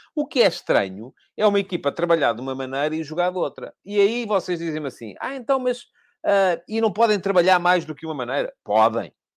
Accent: Coruche, Santarém District, Portugal; Eu sou de Cruz

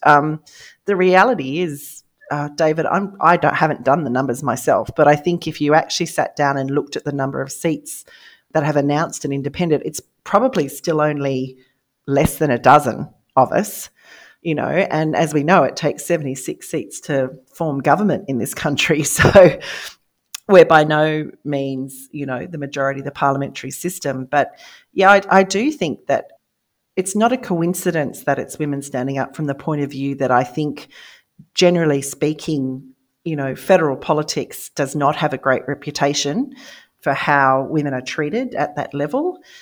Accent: Australia; I am Australian

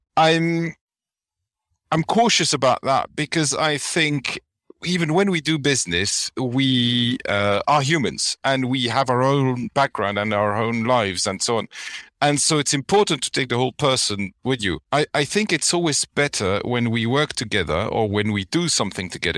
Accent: Flanders, Belgium; English is a second language; I'm from Belgium. You know, in our country, it always rains

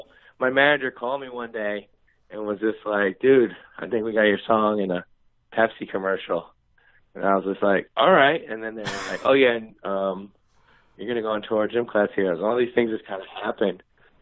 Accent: New York, United States; moved away; also born or lived in Los Angeles; my nickname there was Brooklyn because they knew I was from New York.

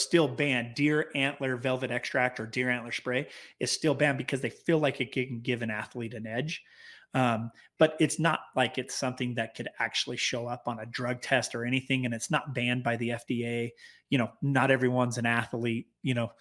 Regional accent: Clearfield, Utah, United States; we were basically born and raised in Clearfield, Utah, just south, uh, north of Salt Lake City.

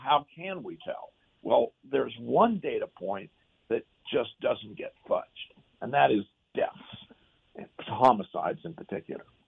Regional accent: Eugene, Oregon, United States; also born or lived in Los Angeles, California / California; My father was a professor at the University of Oregon, and my parents moved to Eugene when I was about two

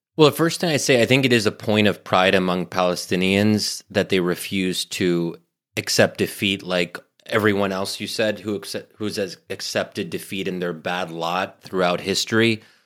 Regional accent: United States; also born or lived in Middle East; I'm born and raised in America

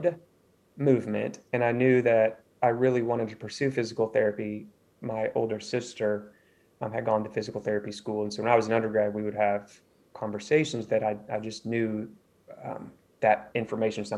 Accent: Missouri, United States; moved away as an adult; also born or lived in California; now in Charleston, United States; I grew up in Missouri in the States

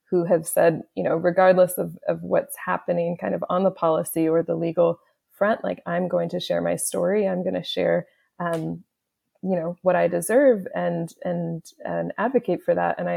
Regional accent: Haiti; also born or lived in Canada; I'm as I mentioned before, I'm Haitian Canadian, um, and and due to my language experience, due to my interests, like a lot of my clients were either Haitian or or French speaking from West Africa

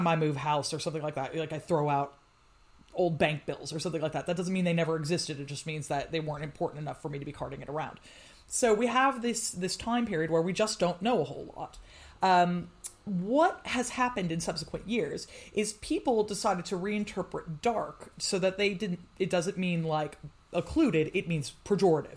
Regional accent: United States; now in United Kingdom; I'm, as you can tell from my accent, originally from the States, and I live in the UK now

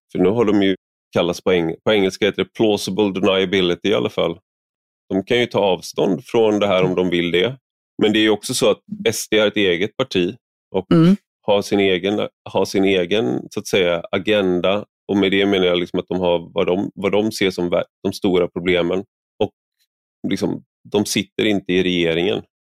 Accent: Sweden

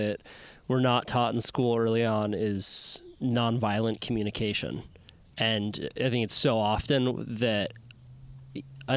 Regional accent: Santa Cruz, California, United States; I grew up in the Santa Cruz surf culture

